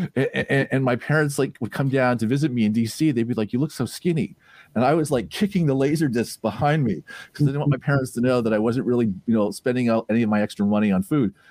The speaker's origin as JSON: {"language": "English", "town": "Toronto", "region": "Ontario", "country": "Canada", "tie": "born or raised there", "moved": "yes", "said": "I was the type of kid growing up in Toronto"}